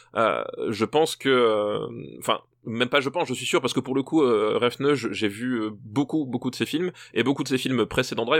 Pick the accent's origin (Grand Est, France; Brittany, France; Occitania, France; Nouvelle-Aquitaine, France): Grand Est, France; Alsace; je suis alsacien